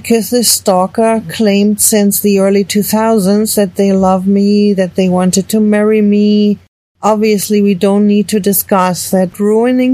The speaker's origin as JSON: {"language": "English", "country": "Germany", "tie": "born or raised there", "moved": "as an adult", "lives_now": "United States", "said": "I'm an American citizen, but I was born in Germany, where I spent the first 41 years of my life."}